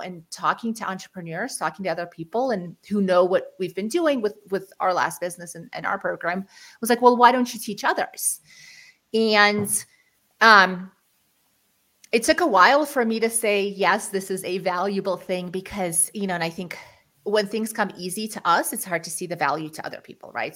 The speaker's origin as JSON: {"language": "English", "country": "Ukraine", "moved": "yes", "lives_now": "United States", "said": "we're actually refugees from Ukraine. We moved to the United States mm. in 1991"}